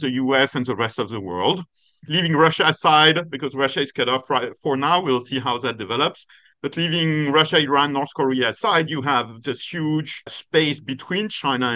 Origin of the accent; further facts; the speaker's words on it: Paris, Île-de-France, France; Paris is my hometown. I grew up there.